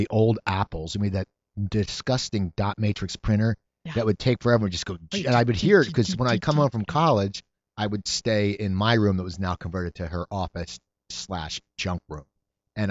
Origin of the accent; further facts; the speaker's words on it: Cherry Hill, New Jersey, United States; now in Burbank, United States; I grew up in Cherry Hill, New Jersey